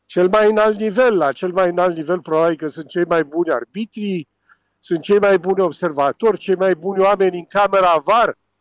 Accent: Romania; eu ca român

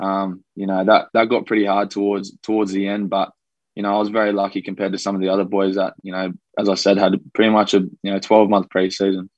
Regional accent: Australia; accent: Australian; also born or lived in Wellington, New Zealand; I've been here since I was about two years old, so mm. I'm pretty much an Aussie. I've got the accent

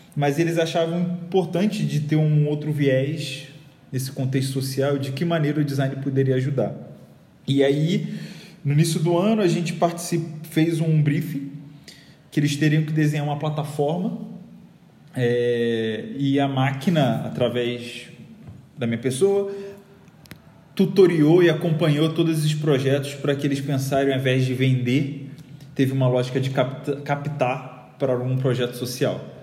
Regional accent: Rio de Janeiro, Brazil; moved away as an adult; now in São Paulo, Brazil; já deve ter percebido meu sotaque, eu sou do Rio

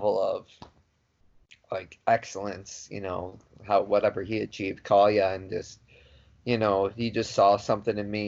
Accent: Illinois, United States; we're from Illinois

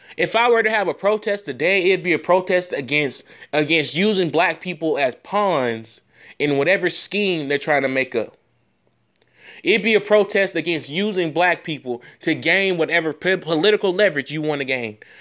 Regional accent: United States; as an American citizen

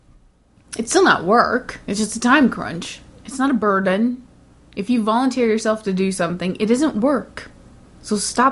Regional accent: United States; even as an American

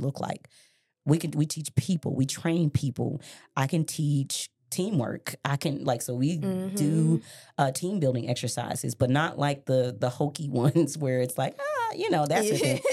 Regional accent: Memphis, Tennessee, United States; also born or lived in Miami, Florida / Colorado; I grew up in Westwood

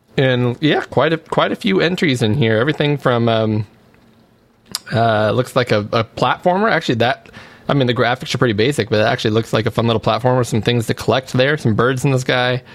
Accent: Auburn, California, United States; Auburn, California, my uh, my hometown here, uh, yeah. Grass Valley, Auburn area.

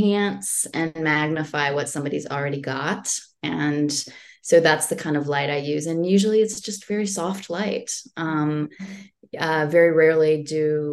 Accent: Florida, United States; also born or lived in Germany; now in New Jersey, United States; I grew up in Florida

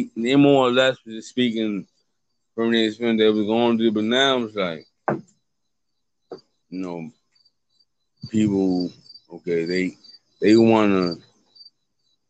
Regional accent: United States; I'm from America. I've been out here. I've been out here all my life

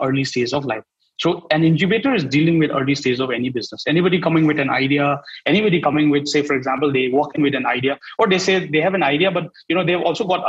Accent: Northeast India, India; I'm from Northeast

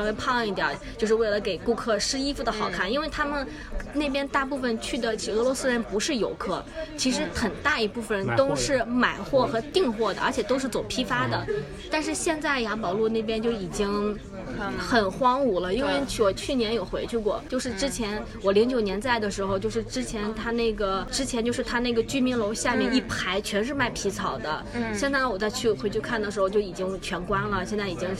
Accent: China; 对我们中国人来说，清华是感觉是一个最高学府嘛。

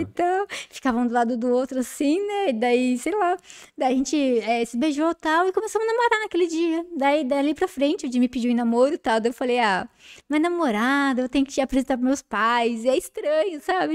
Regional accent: Jundiaí, São Paulo, Brazil; A gente vem de Jundiaí

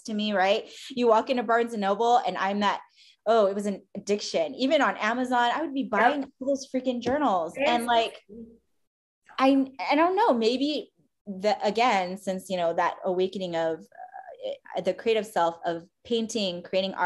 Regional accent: Philippines; as a Filipino, we were all supposed to be nurses

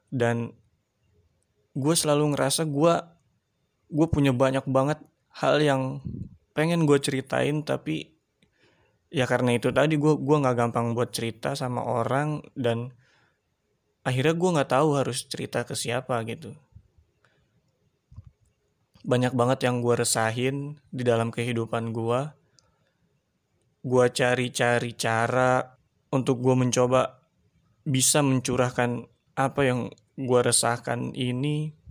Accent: Tangerang, Banten, Indonesia; also born or lived in Sukabumi; Gue tinggal di daerah Tangerang. Dan gue asli Tangerang, tapi gue dulu pernah sekolah di Sukabumi. Jadi dulu gue SMP di Sukabumi di sana dan di saat gue lulus SMP gue balik lagi sekolah di Tangerang ngelanjutin SMK.

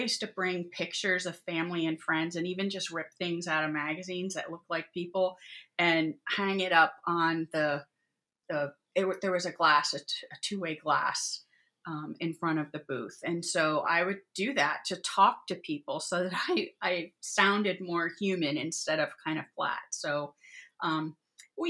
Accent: New Jersey, United States; moved away as an adult; also born or lived in Westerville, Ohio; now in Ohio, United States; I grew up in New Jersey and went to Otterbein in Westerville, Ohio

